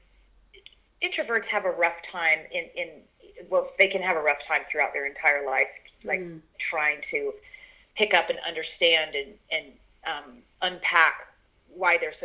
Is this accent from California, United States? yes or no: no; Kentucky, United States; I grew up in Kentucky, grew up eating every animal on planet Earth. I mean, it was the South